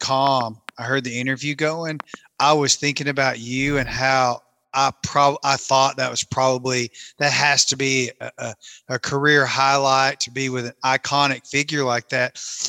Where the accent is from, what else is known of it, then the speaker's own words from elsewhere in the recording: Kentucky, United States; I always, of course, it's home for me growing up on Kentucky Lake, and I fished a lot at Pickwick when I was a kid too